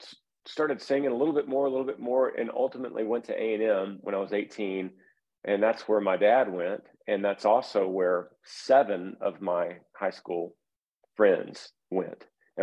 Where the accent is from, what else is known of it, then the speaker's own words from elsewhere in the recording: Texas, United States; I played high school football in Texas, which is the thing to do. That's what we do as Texan